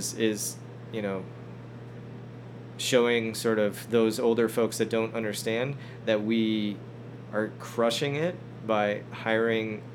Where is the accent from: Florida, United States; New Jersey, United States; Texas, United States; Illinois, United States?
Illinois, United States; Chicago suburbs; moved away as an adult; now in Denver, United States; I'm originally from Chicago suburbs